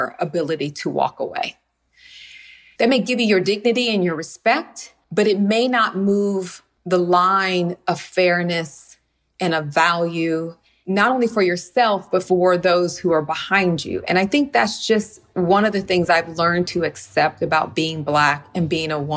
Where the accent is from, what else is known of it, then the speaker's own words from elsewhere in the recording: Los Angeles, California, United States; also born or lived in Compton; I grew up in Windsor Hills here in Los Angeles.